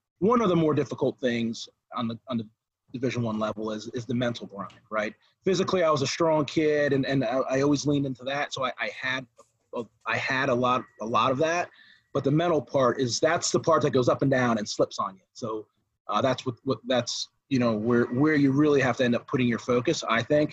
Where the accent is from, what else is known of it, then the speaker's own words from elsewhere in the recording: New Jersey, United States; moved away; also born or lived in Clarion, Pennsylvania; So where I grew up in Jersey was actually in, I grew up on the coast.